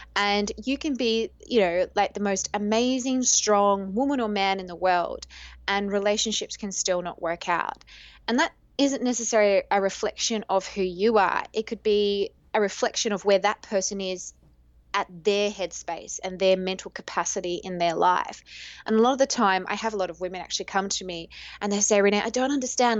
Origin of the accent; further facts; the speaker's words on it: Australia; now in Greece; I am Australian